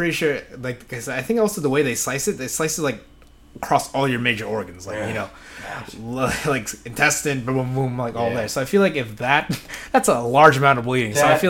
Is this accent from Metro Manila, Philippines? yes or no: yes; Metro Manila, Philippines; moved away; But there was in my hometown, the Philippines. Like I lived in it was a city like outside Manila, so fairly close in the Metro Manila area.